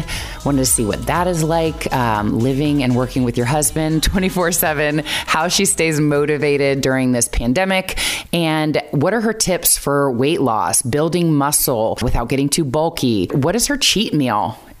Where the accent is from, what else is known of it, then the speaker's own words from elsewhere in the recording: Westerville, Ohio, United States; it's CrossFit athlete Kristi Eramo from my hometown, Westerville, Ohio. We went to the same high school.